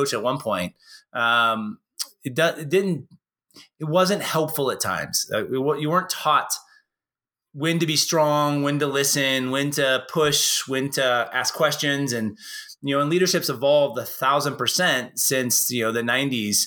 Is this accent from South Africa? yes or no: no; Portland, United States; also born or lived in San Jose / Staten Island / Tokyo, Japan / Perth, Australia; now in Bend, Oregon, United States; I grew up in Portland